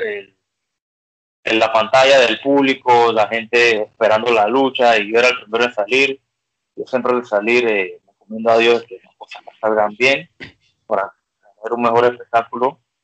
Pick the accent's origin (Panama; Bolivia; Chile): Panama; como decimos en Panamá